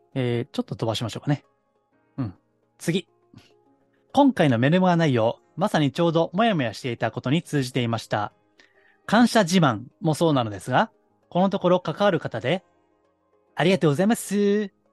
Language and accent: Japanese; Kansai, Japan; accent: Kansai dialect; 関西弁もね、もともと関西の出身ですから